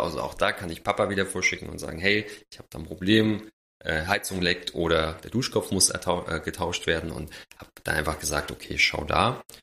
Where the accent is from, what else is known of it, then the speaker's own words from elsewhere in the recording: Jena, Thuringia, Germany; moved away; ich komme ursprünglich aus Jena, äh, bei meinen Eltern